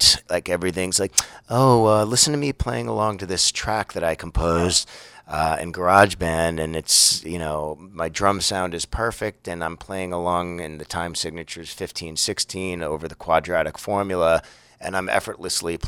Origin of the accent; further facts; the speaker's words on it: United States; I'm an American dude